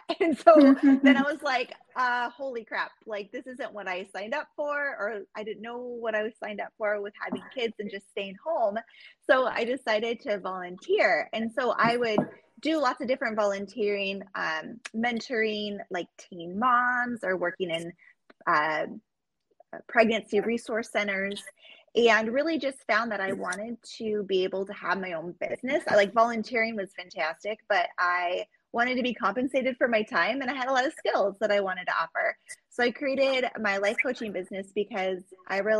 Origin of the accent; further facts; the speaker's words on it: Juneau, Alaska, United States; I was born and raised in Juneau, Alaska